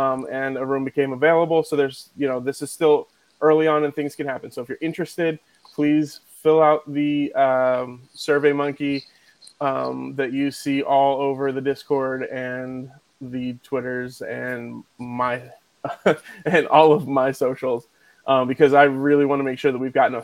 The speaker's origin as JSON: {"language": "English", "town": "Philadelphia", "region": "Pennsylvania", "country": "United States", "moved": "yes", "said": "I'm from Philly"}